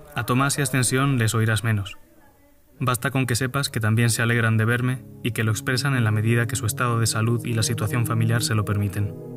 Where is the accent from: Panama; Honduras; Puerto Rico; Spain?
Spain; Herencia, Castilla-La Mancha; now in Madrid, Spain; Estoy volviendo a Herencia, en la provincia de Ciudad Real. La última vez que estuve en mi pueblo fue el 19 de febrero